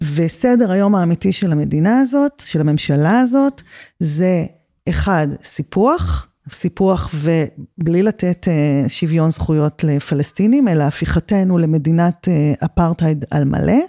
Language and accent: Hebrew; the Negev, Southern District, Israel; born or raised there